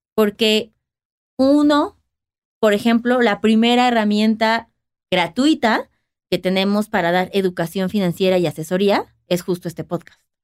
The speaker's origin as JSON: {"language": "Spanish", "region": "Mexico City", "country": "Mexico", "said": "estamos basados en la Ciudad de México, porque pues, somos de la Ciudad de México"}